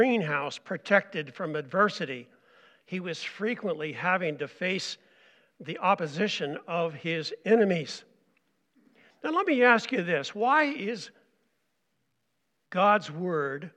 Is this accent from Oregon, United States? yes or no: yes; Oregon, United States; also born or lived in Montana / St. Paul, Minnesota; now in Reamer; I'm an Oregon boy. I grew up in Oregon